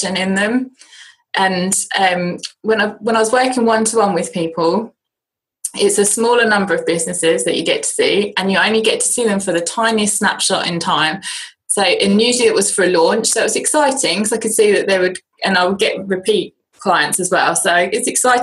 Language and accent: English; United Kingdom; accent: British; my British accent